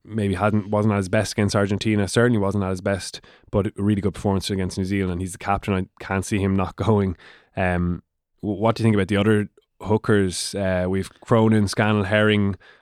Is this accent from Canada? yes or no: no; Waterford, Munster, Ireland; I'm from Waterford